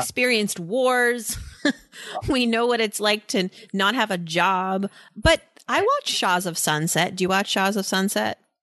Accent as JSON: {"language": "English", "region": "East Coast", "country": "United States", "tie": "born or raised there", "said": "I'm Iranian, that uh, I grew up on the East Coast"}